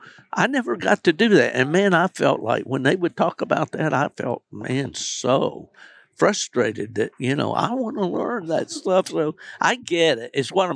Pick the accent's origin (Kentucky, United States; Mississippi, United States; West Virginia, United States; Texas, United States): West Virginia, United States; I grew up in West Virginia.